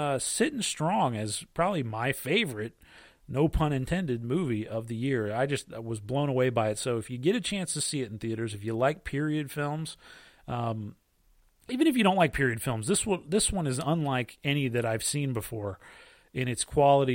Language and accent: English; United States; being an American